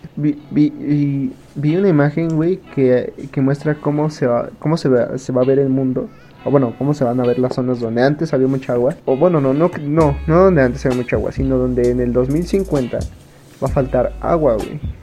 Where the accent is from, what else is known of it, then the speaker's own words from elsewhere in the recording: Mexico; Como mexicanos